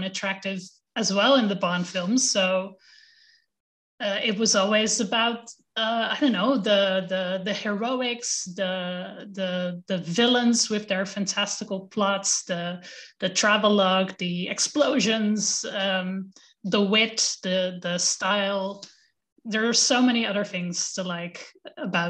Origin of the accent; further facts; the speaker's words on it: Amsterdam, North Holland, Netherlands; I'm from Amsterdam. I'm born and raised